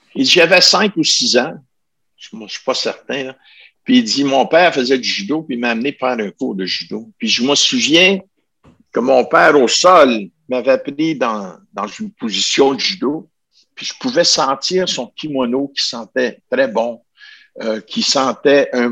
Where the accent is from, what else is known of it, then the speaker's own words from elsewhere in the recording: Ottawa, Ontario, Canada; Je viens de la région d'Ottawa